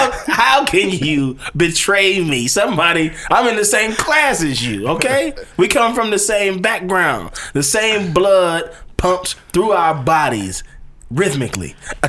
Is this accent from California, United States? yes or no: no; Cleveland, Ohio, United States; You know, not in Cleveland.